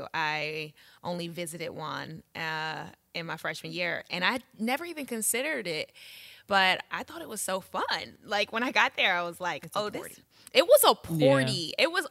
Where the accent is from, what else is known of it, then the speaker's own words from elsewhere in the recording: Baltimore, Maryland, United States; moved away as an adult; also born or lived in New York; I'm from Baltimore.